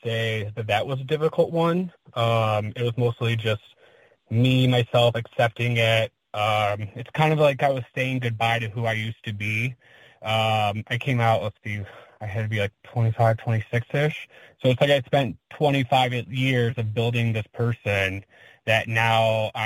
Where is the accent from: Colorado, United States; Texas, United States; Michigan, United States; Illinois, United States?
Michigan, United States; Dearborn; I'm from Dearborn, Michigan, which is the suburbs of Detroit. Born and raised, and I'm still here now.